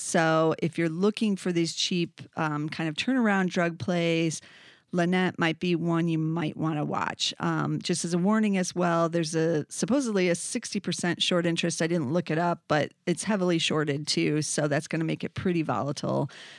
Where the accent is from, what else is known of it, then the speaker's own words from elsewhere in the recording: Downers Grove, Illinois, United States; They're actually in Downers Grove, Illinois, which is my hometown.